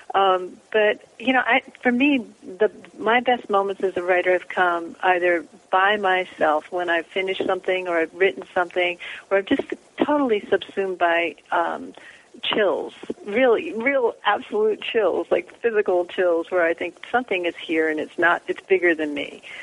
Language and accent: English; Philadelphia, United States; moved away as an adult; also born or lived in New Jersey; now in Pacific Northwest; I was born in Philadelphia